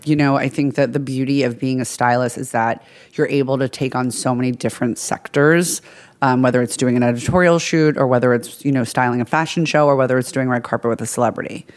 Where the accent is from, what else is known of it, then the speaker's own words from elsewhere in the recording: Long Island, New York, United States; I'm from Long Island, New York.